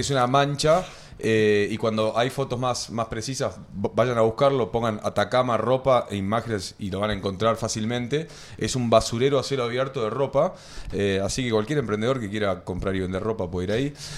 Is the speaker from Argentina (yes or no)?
yes; Argentina